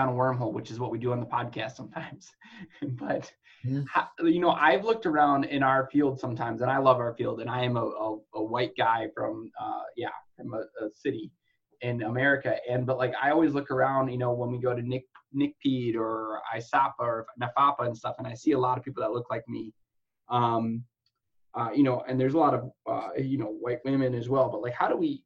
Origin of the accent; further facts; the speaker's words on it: outside the Detroit area, Michigan, United States; I'm from Michigan and outside of the Detroit area